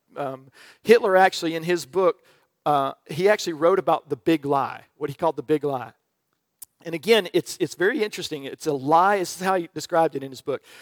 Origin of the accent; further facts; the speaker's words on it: Birmingham, Alabama, United States; moved away; I grew up in the South around Birmingham